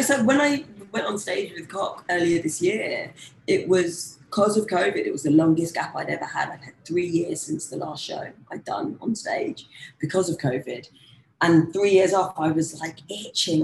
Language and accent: English; London, United Kingdom; as a young black girl growing up in London